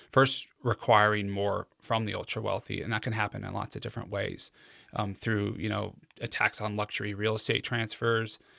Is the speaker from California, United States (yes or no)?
no; Cheyenne, Wyoming, United States; where I was born in Cheyenne